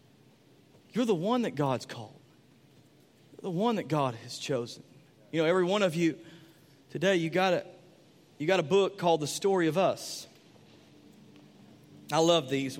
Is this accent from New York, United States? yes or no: no; Sulphur Springs, Texas, United States; moved away; I was from Sulphur Springs.